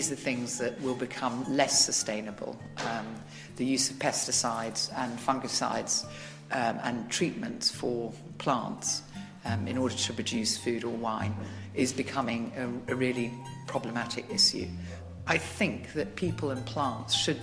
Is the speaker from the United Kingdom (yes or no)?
yes; England, United Kingdom; moved away as an adult; also born or lived in Tuscany; now in Italy; I am English, but I've been living initially for 26 years